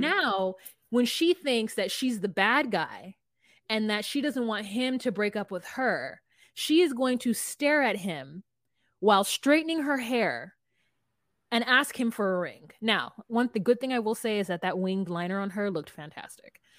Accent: Southern California, United States; I'm from California

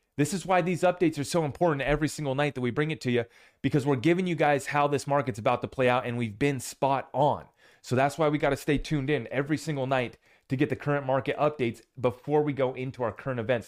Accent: United States; as an American

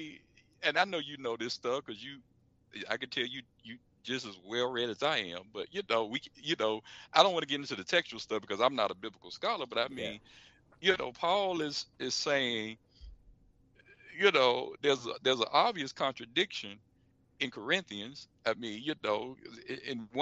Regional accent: Florida, United States; I'm from the state of Florida. In my home state

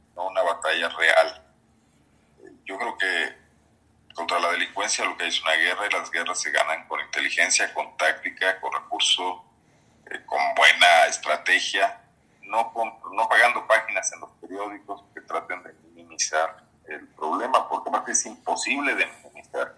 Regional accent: Guanajuato, Mexico

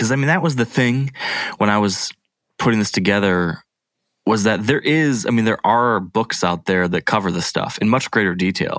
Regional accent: Midwest, United States; I was that person from the Midwest.

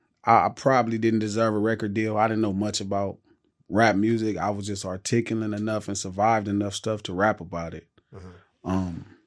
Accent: Los Angeles, California, United States; Like 117th Street. So 117th Street, right across the street from the Imperial Courts. The projects.

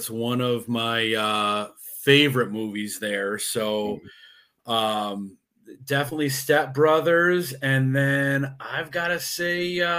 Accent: Chicago, Illinois, United States; also born or lived in Oswego, Illinois; I'm from the Chicagoland area. Probably live about an hour outside of the Chicagoland area. About medium sized town called Oswego, Illinois.

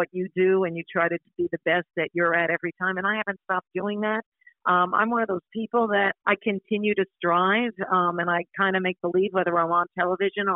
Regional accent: Long Island, New York, United States; moved away; also born or lived in Manhattan, New York City; I was born in Manhattan, in New York City. And even though I grew up on Long Island

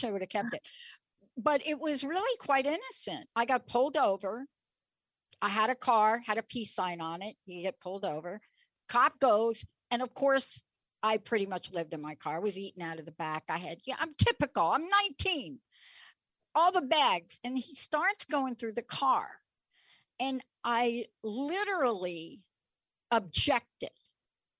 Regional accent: New York, United States; I'm from New York

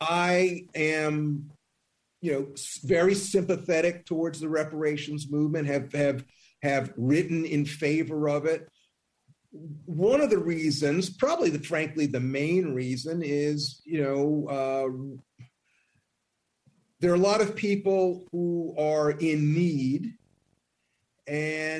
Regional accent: Columbia, South Carolina, United States; I'm from Columbia, South Carolina

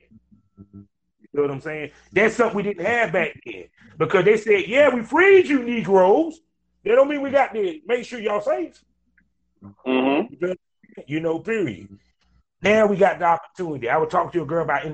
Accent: Durham, North Carolina, United States; I come from Durham, North Carolina, aka Black Wall Street

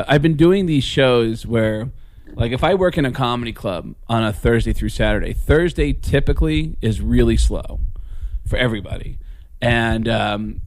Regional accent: Tucson, Arizona, United States; moved away; also born or lived in New York; my friend Chris that I grew up with in Tucson

